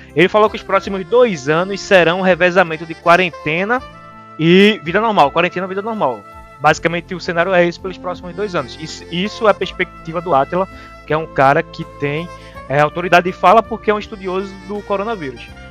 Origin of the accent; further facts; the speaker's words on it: Brazil; a gente aqui do Brasil